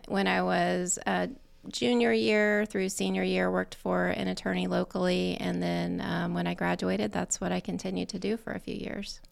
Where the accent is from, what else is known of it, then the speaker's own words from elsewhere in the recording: Yorktown, Indiana, United States; Grew up in Yorktown, graduated from Yorktown High School